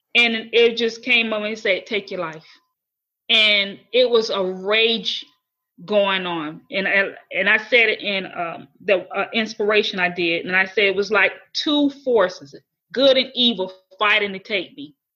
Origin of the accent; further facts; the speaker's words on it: Florida, United States; moved away as an adult; my hometown in Florida